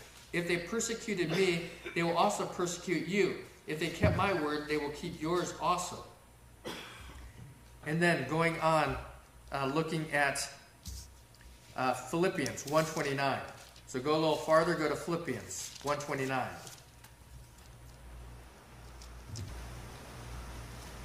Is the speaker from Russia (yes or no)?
yes; Russia; I remember growing up in Russia, where they had to meet outdoors in freezing temperatures.